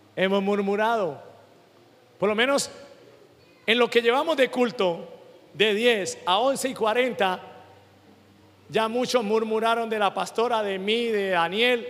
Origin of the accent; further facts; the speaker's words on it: Venezuela; moved away; Yo como venezolano